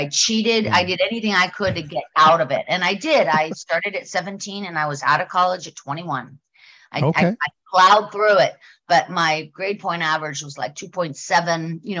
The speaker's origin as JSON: {"language": "English", "town": "Pittsburgh", "region": "Pennsylvania", "country": "United States", "tie": "born or raised there", "also_born_or_lived": "Colorado", "moved": "as an adult", "lives_now": "Los Angeles, United States", "said": "I grew up in Pittsburgh. Yes, of course. Yeah. And I lived there until I was, I lived in Pittsburgh until I was a flight attendant. So I was moving. I was traveling a lot, and I lived in Colorado for a few years, but I essentially was in Pittsburgh"}